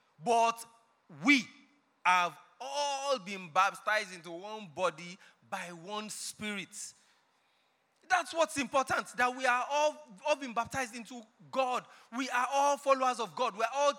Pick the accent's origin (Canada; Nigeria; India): Nigeria; Ekiti; Before you start getting upset with me, I'm from Ekiti. But I didn't collect 10,000.